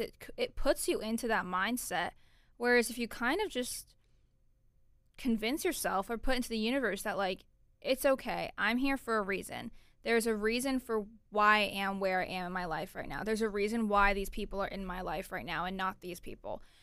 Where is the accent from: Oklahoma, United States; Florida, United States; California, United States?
Florida, United States; Orlando; I'm originally from Orlando, Florida.